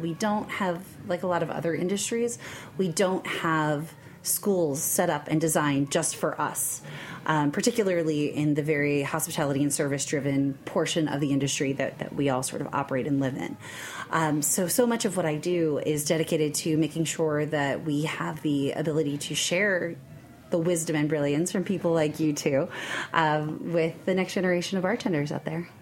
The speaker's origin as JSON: {"language": "English", "region": "New York", "country": "United States", "also_born_or_lived": "Kentucky", "said": "I am from New York originally"}